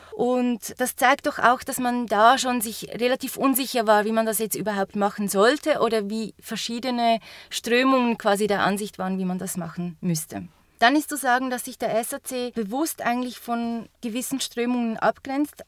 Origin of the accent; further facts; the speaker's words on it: Zurich, Switzerland; für mich als Unterländerin völlig nicht klar, weil wenn ich als Zürcherin